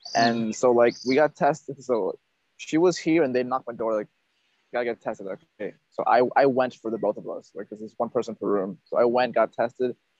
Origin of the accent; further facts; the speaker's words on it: Northern Virginia, United States; moved away as an adult; also born or lived in Peru; now in Vietnam; in my hometown of Northern Virginia, people are not blunt.